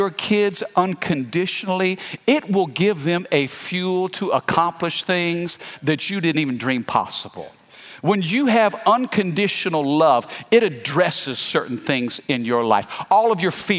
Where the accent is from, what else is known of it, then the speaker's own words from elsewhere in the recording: Fredericktown, Missouri, United States; now in Baton Rouge, United States; I'm from Missouri. I'm from the Midwest. I'm from a little farming community called Fredericktown.